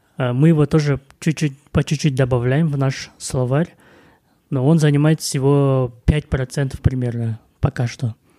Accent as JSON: {"language": "Russian", "country": "Kazakhstan"}